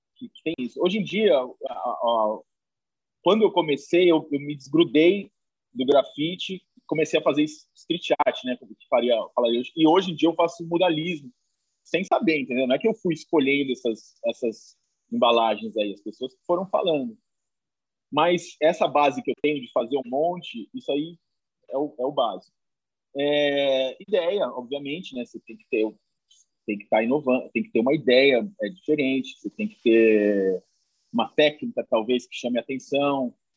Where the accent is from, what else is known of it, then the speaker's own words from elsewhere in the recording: interior of São Paulo, Brazil; now in São Paulo, Brazil; eu moro aqui em São Paulo faz muito tempo, mas não sou daqui sou do interior de São Paulo